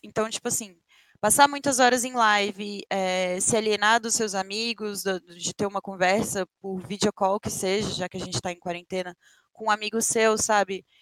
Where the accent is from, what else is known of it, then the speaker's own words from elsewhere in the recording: Brasília, Federal District, Brazil; moved away as an adult; now in São Paulo, Brazil; tinha recém me mudado para São Paulo, eu sou de Brasília, então eu vim para São Paulo